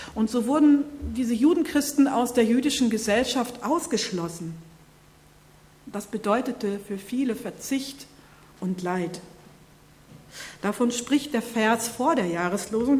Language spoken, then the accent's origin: German; North Rhine-Westphalia, Germany; moved away; In meiner Heimat